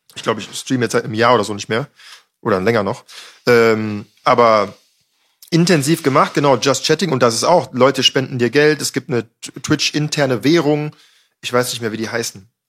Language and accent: German; Düsseldorf, North Rhine-Westphalia, Germany; ich komme aus Düsseldorf, ist eine Biertrinker, Raucherstadt halt so